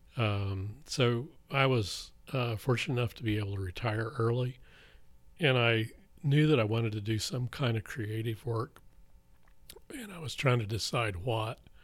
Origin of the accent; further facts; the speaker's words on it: Blackwell, Oklahoma, United States; I grew up in Blackwell, Oklahoma